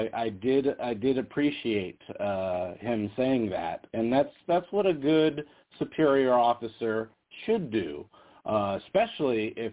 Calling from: Las Vegas, Nevada, United States; … from Vegas.

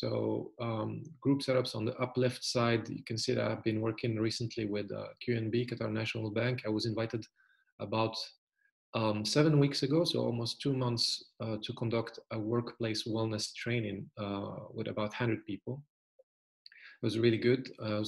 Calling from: Germany; right now I'm calling you from Germany. It's very beautiful and sunny.

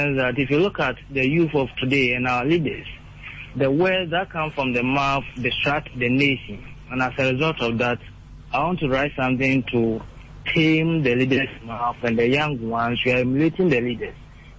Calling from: Winneba, Central Region, Ghana; calling from Winneba.

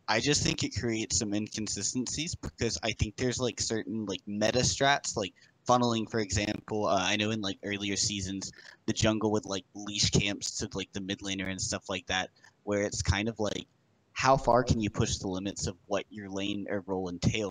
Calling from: Louisiana, United States; I'm calling from Louisiana.

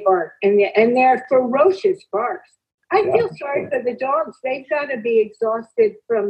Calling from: Calabasas, California, United States; I'm calling from California, Calabasas.

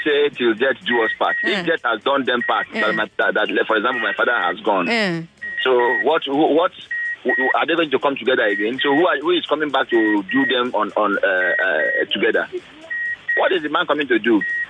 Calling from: Lagos, Nigeria; I'm calling you from Victoria Island.

